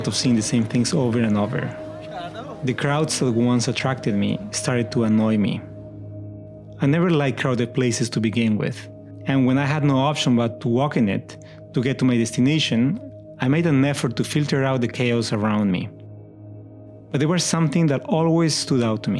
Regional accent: Peru; moved away as an adult; now in Istanbul, Turkey; when I was growing up in Peru

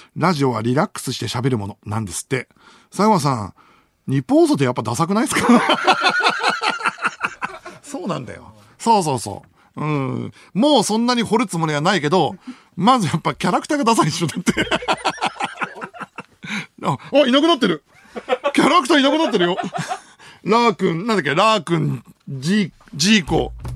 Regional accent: Fukushima, Japan; moved away; 出身どこって言われて、あ、福島県です

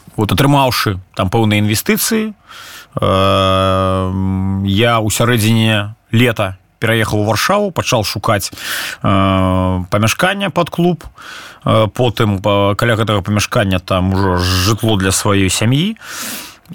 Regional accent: Belarus; moved away as an adult; мы беларусы

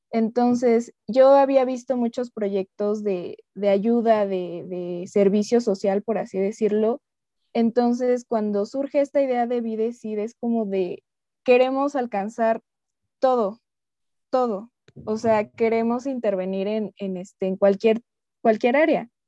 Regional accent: Hidalgo, Mexico; Yo soy originaria de, México, del estado de Hidalgo

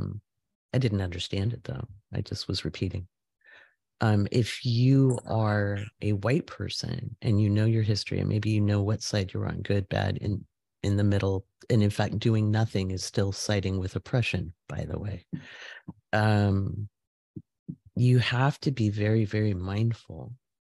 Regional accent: Oregon, United States; moved away; also born or lived in Washington State; when I lived in Washington State, I grew up in Oregon.

